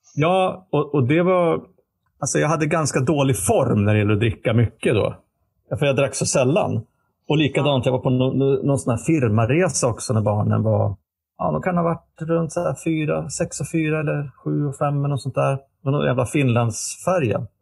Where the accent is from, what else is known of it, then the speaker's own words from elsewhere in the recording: Västerås, Västmanland, Sweden; moved away; hemma i Västerås där vi växte upp då, eller bodde